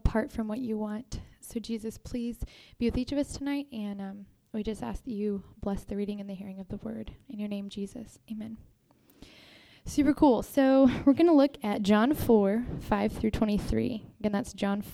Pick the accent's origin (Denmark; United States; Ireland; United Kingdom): United States; Texas; moved away; I'm from Texas